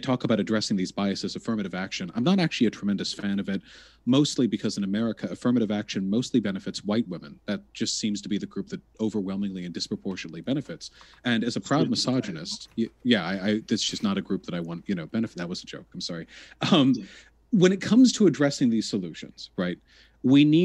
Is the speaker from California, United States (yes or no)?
yes; Beverly Hills, California, United States; I grew up in Beverly Hills